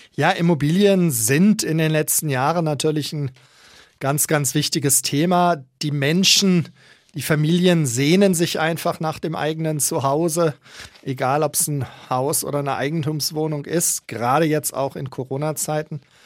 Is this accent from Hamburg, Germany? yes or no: no; Münster, North Rhine-Westphalia, Germany; now in Nuremberg, Germany; Ich fühle mich nicht als Preuße, sondern als in Münster gebürtiger Westfale.